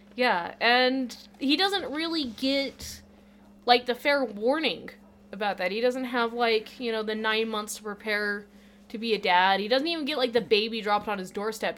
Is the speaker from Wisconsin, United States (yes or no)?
no; Utah, United States; growing up in Utah, we kind of lived